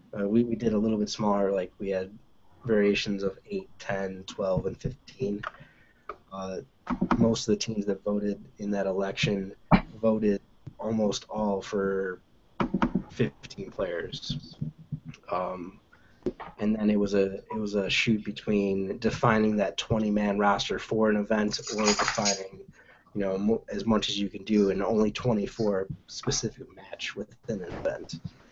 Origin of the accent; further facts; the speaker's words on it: Michigan, United States; Like, we're all from Michigan